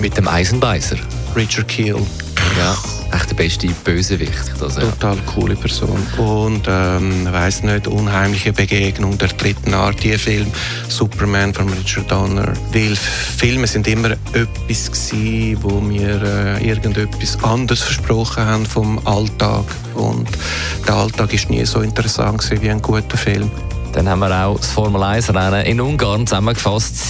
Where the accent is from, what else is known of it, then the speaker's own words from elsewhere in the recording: Dübendorf, Zurich, Switzerland; also born or lived in Oerlikon / Bülach; in Dübendorf bin ich aufgewachsen